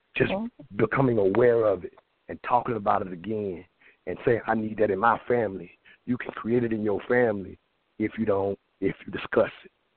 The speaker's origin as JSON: {"language": "English", "region": "the South", "country": "United States", "tie": "born or raised there", "said": "I grew up in the South"}